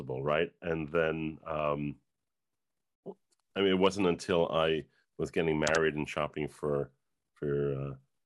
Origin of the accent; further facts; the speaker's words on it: Yonkers, New York, United States; I grew up in Yonkers, New York, post-Holocaust household